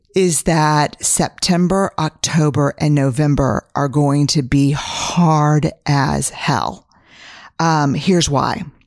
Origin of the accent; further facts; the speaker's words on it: Texas, United States; I'm a Texan, fifth generation